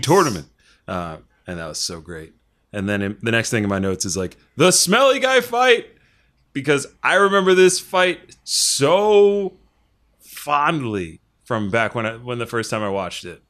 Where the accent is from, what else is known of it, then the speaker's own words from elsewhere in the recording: Delaware, United States; we're from Delaware